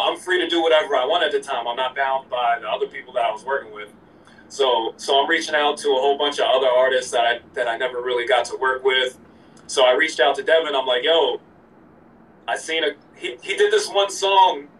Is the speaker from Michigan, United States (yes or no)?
no; Allentown, Pennsylvania, United States; also born or lived in Orlando, Florida; I'm from Allentown, Pennsylvania